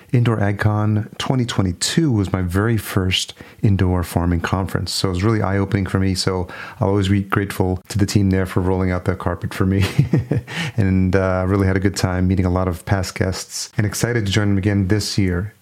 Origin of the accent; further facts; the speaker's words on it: Yonkers, New York, United States; now in Minneapolis, United States; I grew up in New York. I grew up just outside in Yonkers. I live in Minneapolis now